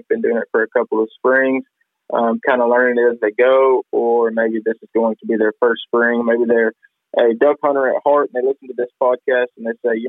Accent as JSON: {"language": "English", "region": "Arkansas", "country": "United States", "said": "I'm proud to call that my home state"}